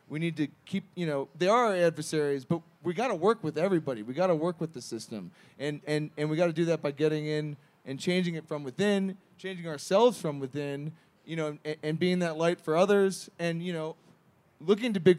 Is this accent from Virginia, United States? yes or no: yes; Virginia, United States; moved away as an adult; now in Colorado, United States; I grew up in Virginia in the conservative South